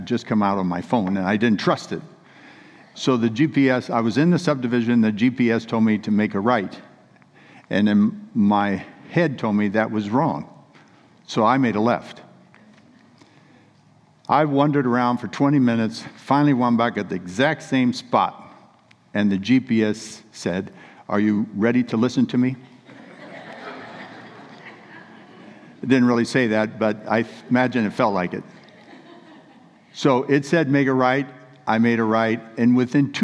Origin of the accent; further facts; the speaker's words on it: Central California, United States; we're from Central California where we were raised, but we were living in Northern California, about 60 miles above Sacramento up in the mountains